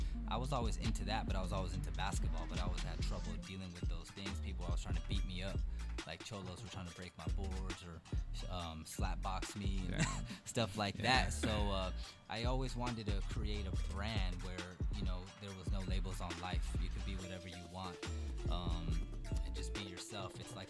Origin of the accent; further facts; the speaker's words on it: La Puente, California, United States; also born or lived in Paris, France; now in Diamond Bar, United States; I grew up in La Puente, and then towards like the sophomore year, I moved to a diamond bar. So I'm basically in diamond bar now.